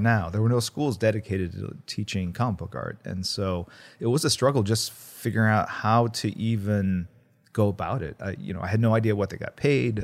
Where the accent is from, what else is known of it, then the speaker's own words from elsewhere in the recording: Midwest, United States; first language Korean; English is a second language; also born or lived in Korea / Warren, Ohio / Missouri; now in Los Angeles, United States; I grew up mostly in the Midwest